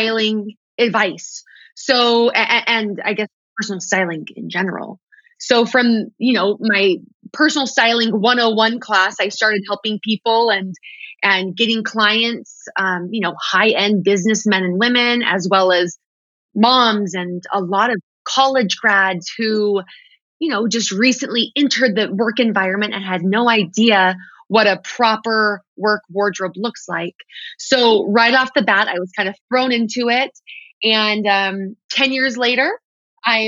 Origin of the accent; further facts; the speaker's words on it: Texas, United States; I'm from Texas